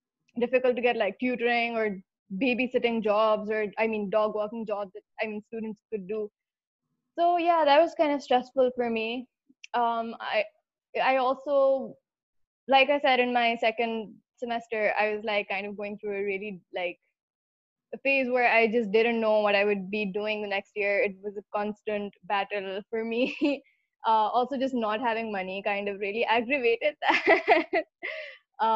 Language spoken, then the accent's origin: English; Pakistan; moved away; I'm from Pakistan